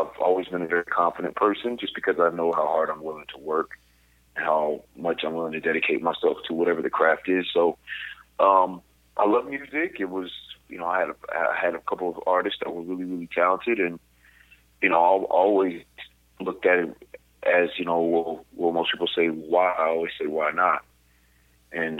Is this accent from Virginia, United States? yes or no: yes; Virginia, United States; moved away; I grew up in Virginia, very small town, 4,500 people.